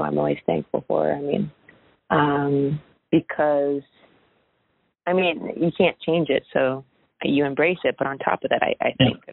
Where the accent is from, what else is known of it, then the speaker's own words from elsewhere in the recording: Oakwood, Ohio, United States; moved away; I grew up in Oakwood